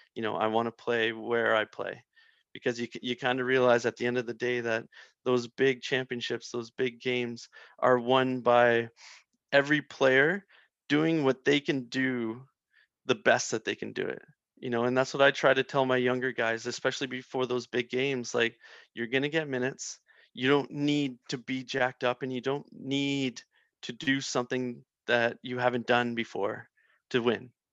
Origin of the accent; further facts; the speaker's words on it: Prince Edward Island, Canada; I'm from Prince Edward Island